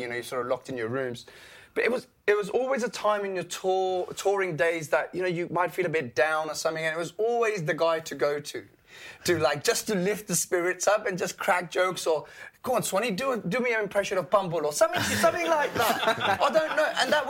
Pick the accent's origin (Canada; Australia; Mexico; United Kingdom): United Kingdom; England; also born or lived in Karachi, Pakistan; born and raised in Pakistan, I was up to the age of 8. I didn't come to England.